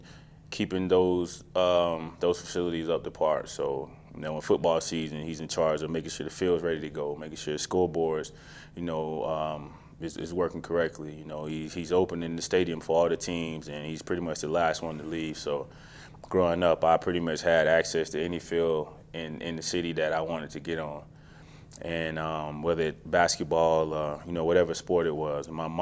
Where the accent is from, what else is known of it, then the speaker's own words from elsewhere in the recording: Macon, Georgia, United States; Yeah, hometown. Small town. You know, I mean, all of my family's still there. Grew up there.